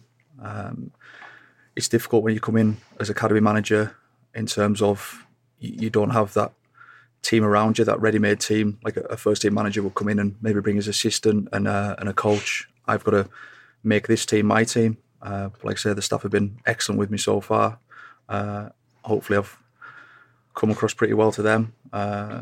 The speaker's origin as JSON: {"language": "English", "town": "Carlisle", "region": "North West England", "country": "United Kingdom", "tie": "born or raised there", "moved": "as an adult", "said": "I was born in Carlisle, came through the ranks there, started playing for them at 17"}